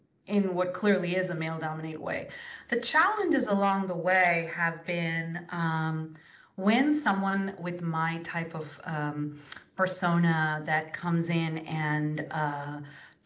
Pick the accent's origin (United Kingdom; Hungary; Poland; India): India; I was raised in India